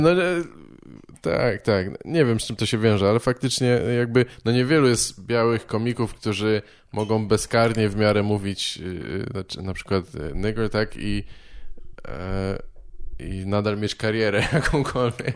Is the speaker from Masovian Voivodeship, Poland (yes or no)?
yes; Warsaw, Masovian Voivodeship, Poland; ja się wychowałem w Warszawie